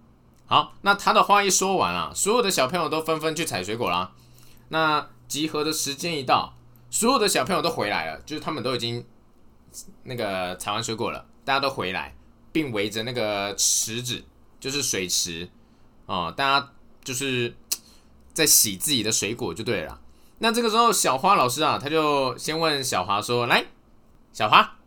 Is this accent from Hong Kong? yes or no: no; northern Taiwan, Taiwan; 因为我到嘉义念书嘛，中南部的朋友他们好像都对蟑螂免疫，可能看多了。啊，我是北部人